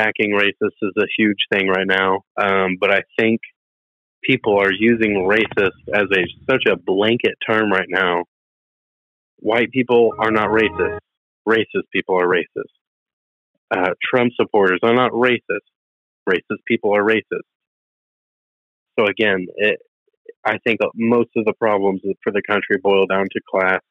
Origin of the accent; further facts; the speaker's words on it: Pasadena, California, United States; I grew up here in Pasadena, and I am the minority here in Pasadena